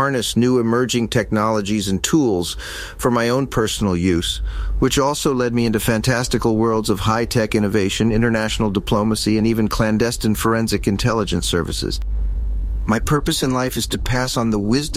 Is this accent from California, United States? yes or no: yes; Los Angeles, California, United States; Growing up in Hollywood